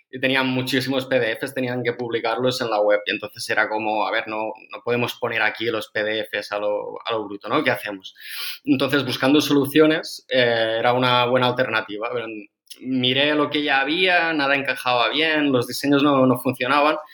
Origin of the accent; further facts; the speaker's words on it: Amposta, Catalonia, Spain; De Ampuesta, de un pueblo del Delta del Ebro.